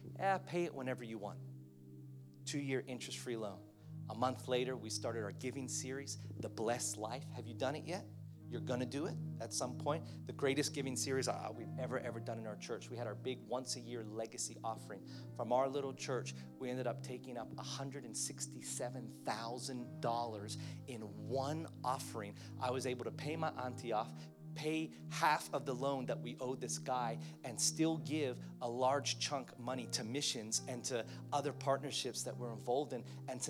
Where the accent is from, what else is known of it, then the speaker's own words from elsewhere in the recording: Philippines; I've got a Chinese auntie that I grew up with in the Philippines